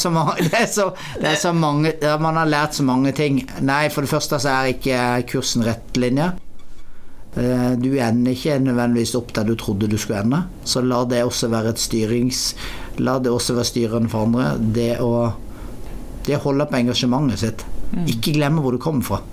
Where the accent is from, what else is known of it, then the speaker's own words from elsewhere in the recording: Norway; moved away; jeg er oppvokst i Norge og er veldig etnisk norsk i kulturell, mitt kulturelle uttrykk. For jeg vokste opp på lita bygd